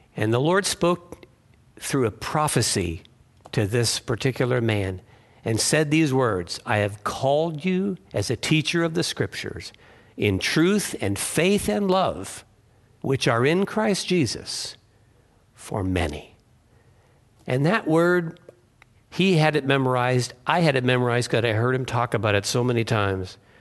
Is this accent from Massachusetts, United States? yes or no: yes; Massachusetts, United States; I was born in Massachusetts